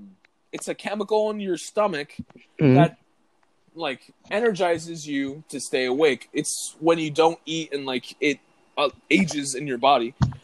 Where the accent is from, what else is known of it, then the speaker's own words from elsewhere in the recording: United States; I'm American